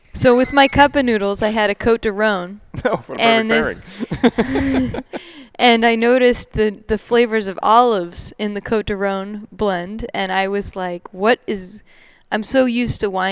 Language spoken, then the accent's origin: English; Oregon, United States; moved away as an adult; also born or lived in Los Angeles; now in Seattle, United States; I actually grew up in Oregon. Okay. I'm from Oregon originally, and was always trying to leave Oregon